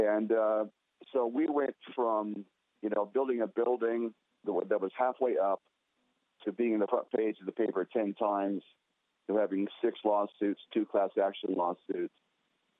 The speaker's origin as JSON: {"language": "English", "town": "Scottsdale", "region": "Arizona", "country": "United States", "tie": "born or raised there", "said": "here in my hometown of Scottsdale, Arizona"}